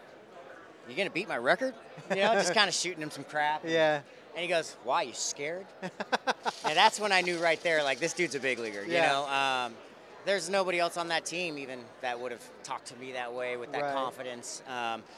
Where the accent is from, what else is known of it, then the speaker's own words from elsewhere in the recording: Oregon, United States; I grew up in Oregon